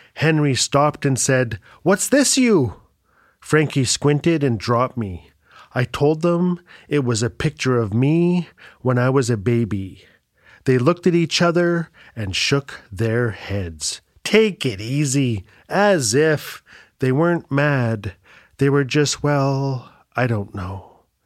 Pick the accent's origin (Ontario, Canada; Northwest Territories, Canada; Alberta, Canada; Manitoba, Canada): Northwest Territories, Canada; Fort Smith; I was born and raised in Fort Smith, Northwest Territories